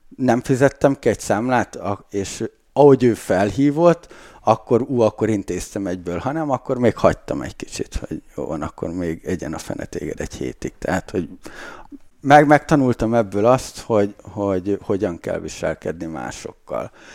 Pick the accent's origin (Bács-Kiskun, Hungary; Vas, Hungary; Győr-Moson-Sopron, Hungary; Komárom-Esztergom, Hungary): Bács-Kiskun, Hungary; Lakitelek; én lakitelekről származom, az egy kis falu egyébként